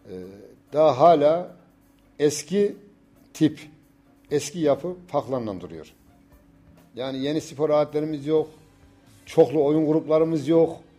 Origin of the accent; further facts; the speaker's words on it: Turkey; Doğma büyüme Yavuzhan çocuğuyum.